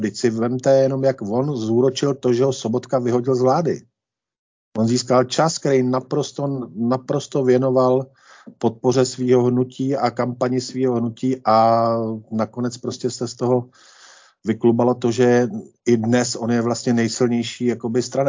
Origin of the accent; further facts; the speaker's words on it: Senohraby, Central Bohemian Region, Czechia; obec Senohraby, kde jsem vychodil základní školu a odkud pocházím